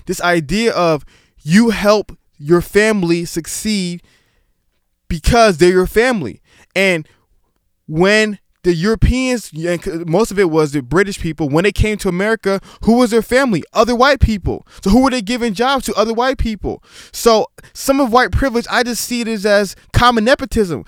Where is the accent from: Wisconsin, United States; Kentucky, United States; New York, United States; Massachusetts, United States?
New York, United States; New York City; I was born in Staten Island, New York, but both my parents are Nigerian